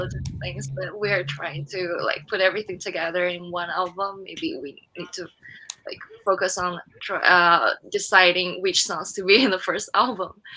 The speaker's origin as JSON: {"language": "English", "town": "Lanzhou", "region": "Gansu", "country": "China", "also_born_or_lived": "Glendale, California", "second_language": "English", "moved": "as an adult", "lives_now": "Irvine, United States", "said": "from Lanzhou, China, in the northwest"}